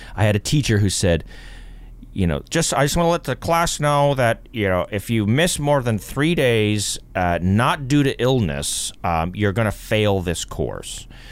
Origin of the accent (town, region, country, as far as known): Toronto, Ontario, Canada; born or raised there